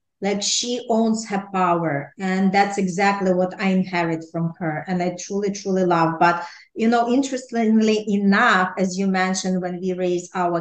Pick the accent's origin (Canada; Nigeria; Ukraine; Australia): Ukraine; now in New York City, United States; I was raised in Ukraine